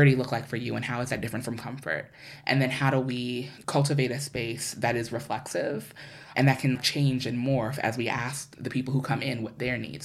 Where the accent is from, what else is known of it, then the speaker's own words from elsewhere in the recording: New York City, New York, United States; moved away; I'm from New York. I grew up between Queens and Harlem